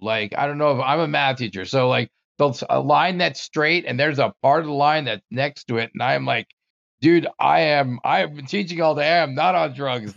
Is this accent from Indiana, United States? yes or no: no; Bergenfield, New Jersey, United States; moved away as an adult; also born or lived in Maryland; I grew up in New Jersey